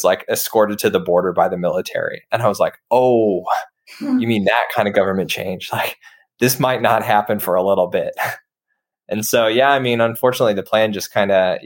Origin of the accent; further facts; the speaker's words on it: United States; I'm American